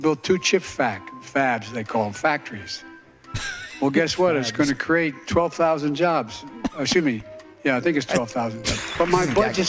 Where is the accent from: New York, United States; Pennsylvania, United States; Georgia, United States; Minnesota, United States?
Pennsylvania, United States; Scranton; I'm from Scranton